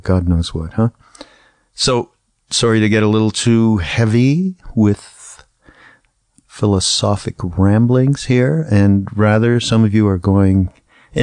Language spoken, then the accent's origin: English; Canada; moved away; I'm from Canada, which is a very apolitical place